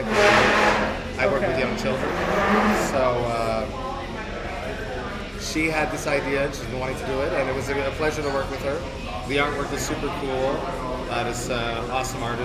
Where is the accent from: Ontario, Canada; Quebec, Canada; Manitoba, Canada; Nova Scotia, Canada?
Quebec, Canada; Deux-Montagnes; also born or lived in Montreal; I come from Two Mountains, which is a small city outside of Montreal, and I played in bands there